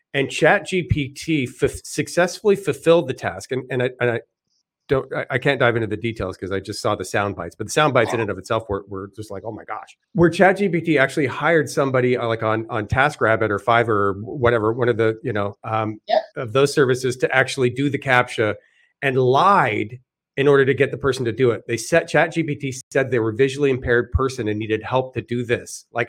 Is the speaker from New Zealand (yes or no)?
no; Canada; I'm kind of generally for smaller government, even though I'm Canadian.